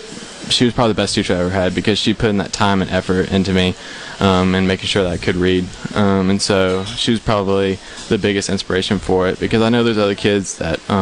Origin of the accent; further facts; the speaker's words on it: Gulfport, Mississippi, United States; I was born in Gulfport.